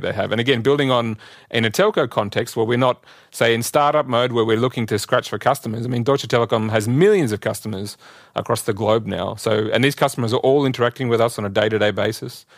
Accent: Australia; moved away as an adult; also born or lived in Singapore / Gurgaon, India; now in Bonn, Germany; I was born in Australia and grew up there

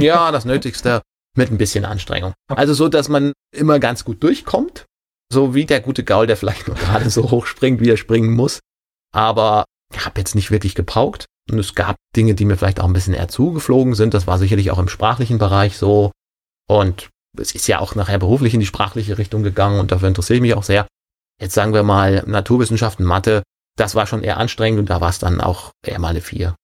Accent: Rhine-Main region, Hesse, Germany; also born or lived in Wesel; Dann hat er die Nähe von Frankfurt genommen

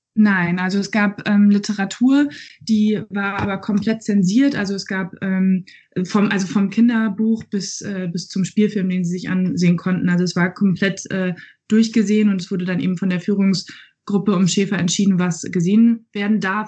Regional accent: Germany; ich doch als Deutsche

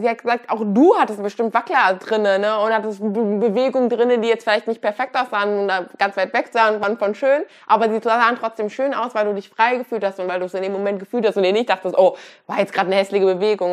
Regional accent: Kassel, Hesse, Germany; ich komme aus Deutschland, bin auch hier groß geworden

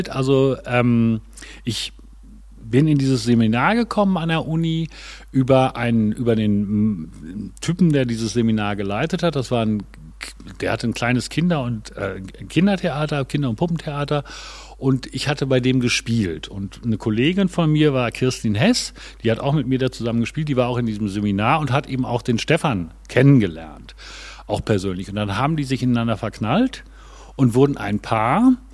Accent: Gronau, North Rhine-Westphalia, Germany; Nee, ich komme aus dem Münsterland, also aus Gronau in Westfalen. Das ist an der deutsch-niederländischen Grenze ungefähr 50 Kilometer westlich von Münster.

